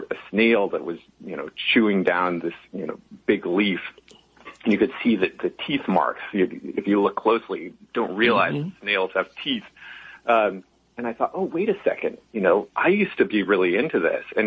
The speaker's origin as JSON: {"language": "English", "town": "Nevada City", "region": "California", "country": "United States", "tie": "born or raised there", "also_born_or_lived": "Berkeley, California", "said": "we moved up to Nevada City, up about halfway between Sacramento and Tahoe in the California foothills. And that was a lovely place to grow up"}